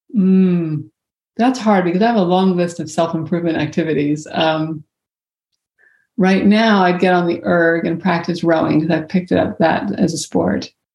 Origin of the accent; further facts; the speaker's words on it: Virginia, United States; I grew up in Virginia